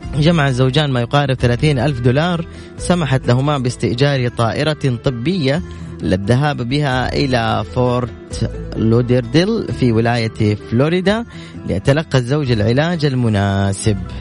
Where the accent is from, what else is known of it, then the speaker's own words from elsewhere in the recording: Saudi Arabia; عندنا في السعودية